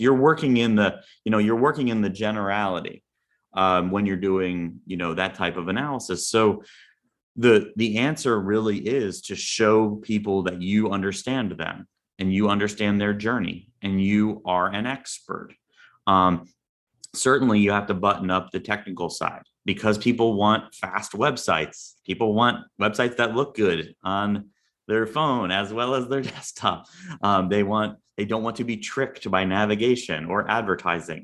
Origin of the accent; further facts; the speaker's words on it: Long Branch, New Jersey, United States; I grew up in Long Branch, New Jersey